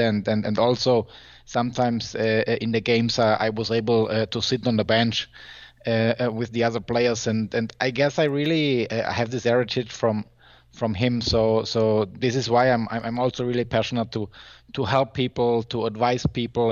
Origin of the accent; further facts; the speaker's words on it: Germany; I'm from Germany